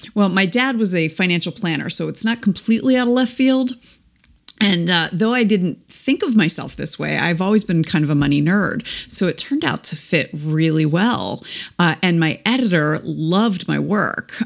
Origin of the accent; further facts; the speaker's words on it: East Coast, United States; moved away as an adult; now in Midwest, United States; we were already uh, living in the Midwest, and we're both from the East Coast originally